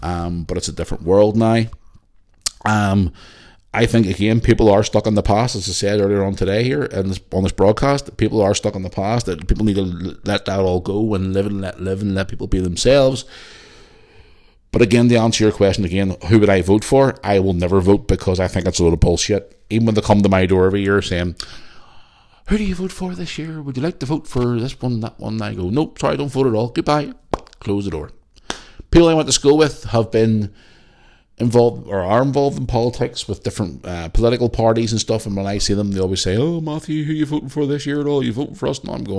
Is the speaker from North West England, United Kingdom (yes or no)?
no; Belfast, Northern Ireland, United Kingdom; As a Catholic girl growing up in Belfast, I grew up around the Troubles like yourself, around the 80s, early 90s